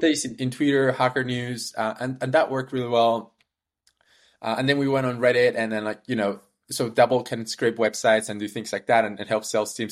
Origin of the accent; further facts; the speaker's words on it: Peru; moved away; also born or lived in Canada; I was born in Peru, moved to Canada, went to the University of Waterloo